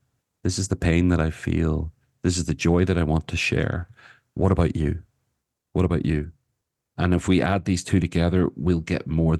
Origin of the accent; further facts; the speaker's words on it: Ireland; That yes, I'm Irish, and so there's a kind of a maybe a genetic or certainly a cultural component to the fact that I talk a lot.